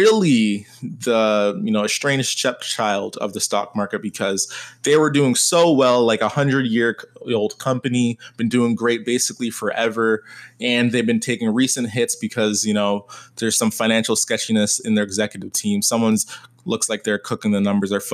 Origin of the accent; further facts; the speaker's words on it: Canada; I am Canadian